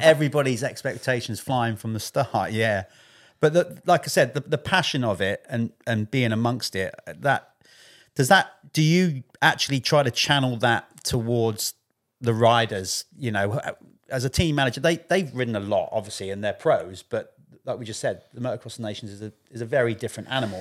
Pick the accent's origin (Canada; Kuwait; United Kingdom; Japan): United Kingdom; I'm British